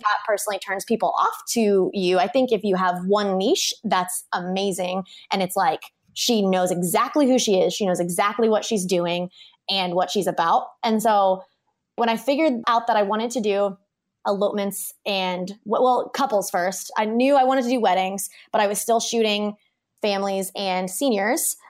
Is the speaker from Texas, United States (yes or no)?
no; Kansas, United States; moved away as an adult; now in Hawaii, United States; we grew up in Kansas. I started my business in Kansas